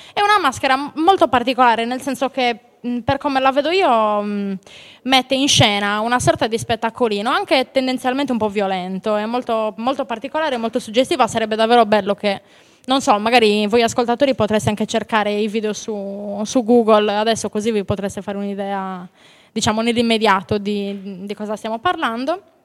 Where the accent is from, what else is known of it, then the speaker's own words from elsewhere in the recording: Laconi, Sardinia, Italy; nel mio paese a Laconi abbiamo la piazza di Sant'Antonio